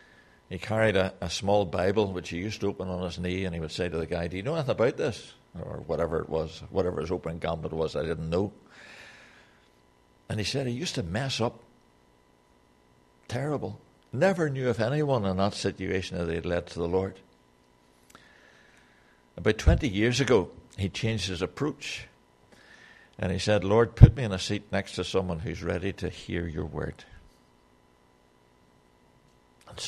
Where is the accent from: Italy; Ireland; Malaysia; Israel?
Ireland; I make a lot of excuse for the fact that I'm Irish. And Irishmen always say what they think.